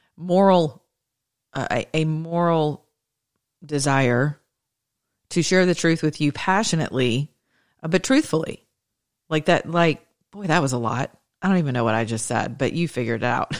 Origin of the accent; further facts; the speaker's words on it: the South, United States; now in Atlanta, United States; I'm from the South. I'm as Southern as a biscuit.